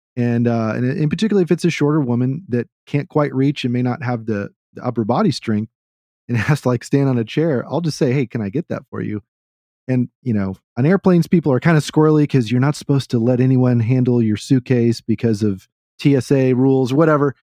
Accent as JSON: {"language": "English", "region": "the South", "country": "United States", "tie": "born or raised there", "said": "I grew up in the South"}